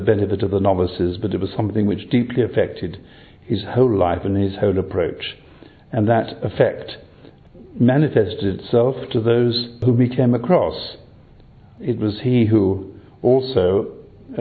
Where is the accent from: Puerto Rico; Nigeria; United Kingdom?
United Kingdom; Harrow on the Hill, London; I'm an Englishman by birth. I was born in the Diocese of Westminster in a place called Harrow on the Hill.